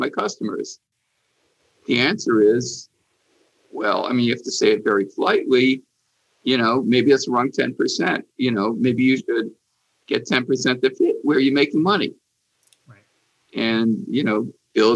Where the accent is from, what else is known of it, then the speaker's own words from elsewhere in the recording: Hartford, Connecticut, United States; when I was a kid growing up in Hartford